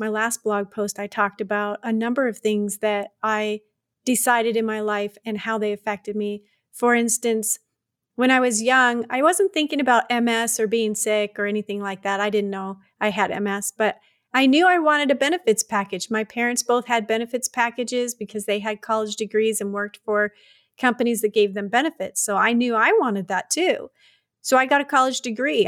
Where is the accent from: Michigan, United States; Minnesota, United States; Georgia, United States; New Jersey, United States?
Michigan, United States; Detroit; also born or lived in Tucson, Arizona / Alaska; now in Wyoming, United States; I was born and raised in Detroit